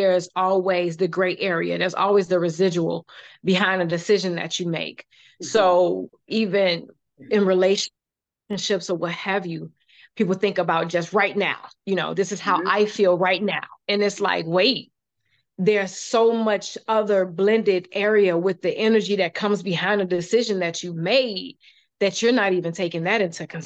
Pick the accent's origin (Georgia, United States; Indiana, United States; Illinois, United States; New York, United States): Illinois, United States; Chicago; I am from the South Side of Chicago